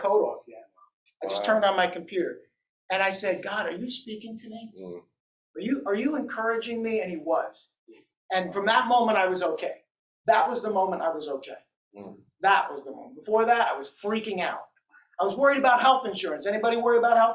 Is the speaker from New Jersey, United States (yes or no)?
yes; New Jersey, United States; I'm a kid from Jersey